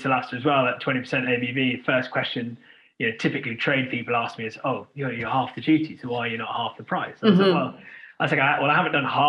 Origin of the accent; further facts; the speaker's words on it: United Kingdom; I'm a very proud British Indian. I was born in this country.